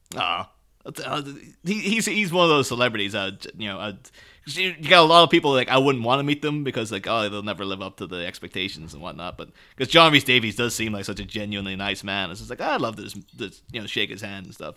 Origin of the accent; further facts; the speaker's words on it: Ireland; I'm Irish myself